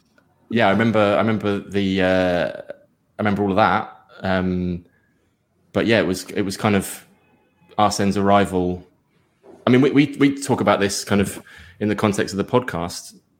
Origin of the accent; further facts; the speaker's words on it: Surrey, South East England, United Kingdom; I'm from Surrey originally. Uh, I'm a home counties boy